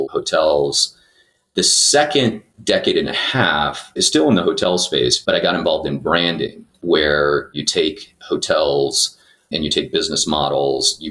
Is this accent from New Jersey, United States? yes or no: yes; New Jersey, United States; also born or lived in Portugal; My parents immigrated when I was 3 years old with my sister and I to the United States. They landed in Jersey